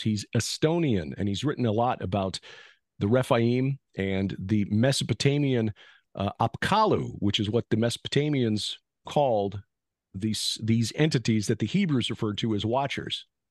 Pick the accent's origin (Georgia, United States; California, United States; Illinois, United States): Illinois, United States; Chicago; I'm a Chicagoan because I was born there, but I'm actually, you know, German, English, Welsh, Swedish, and so on